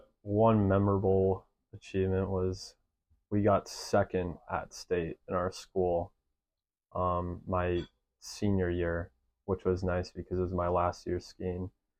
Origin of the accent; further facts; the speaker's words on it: Wisconsin, United States; moved away as an adult; now in Utah, United States; And I'm from Wisconsin.